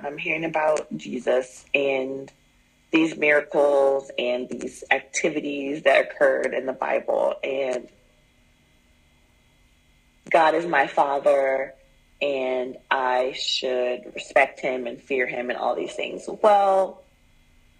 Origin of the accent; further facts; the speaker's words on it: Midwest, United States; now in Southwest United States; I'm from the Midwest, and I'm in the Southwest United States now.